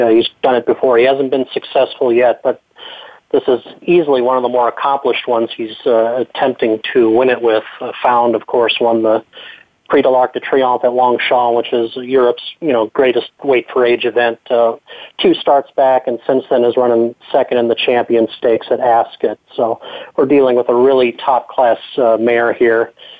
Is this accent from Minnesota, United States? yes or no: yes; Minneapolis–Saint Paul, Minnesota, United States; moved away as an adult; also born or lived in Kentucky; I grew up in the Twin Cities area, so I was grew up going to Canterbury Park, came to Kentucky for college